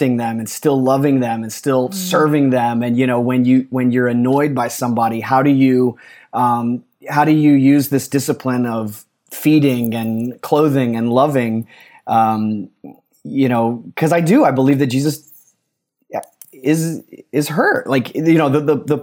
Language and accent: English; the South, United States; growing up in the South